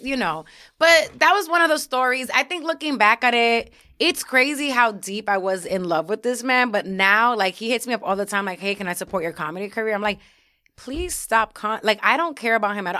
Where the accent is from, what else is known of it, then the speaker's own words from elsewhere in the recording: New York City, New York, United States; moved away as an adult; also born or lived in Syracuse; I'm coming from New York City